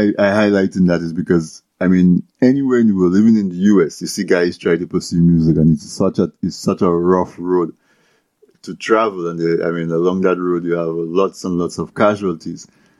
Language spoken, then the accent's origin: English; Dominica; growing up in Dominica in the 70s, early 80s